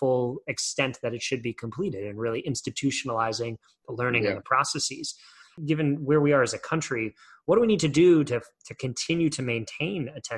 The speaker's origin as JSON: {"language": "English", "country": "United States", "said": "as an American"}